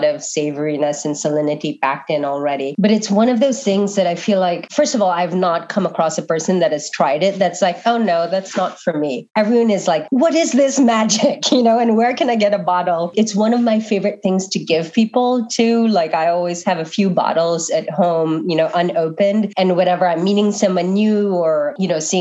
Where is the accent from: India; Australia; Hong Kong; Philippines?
Philippines; Manila, Metro Manila; now in United States; I was born and raised in Manila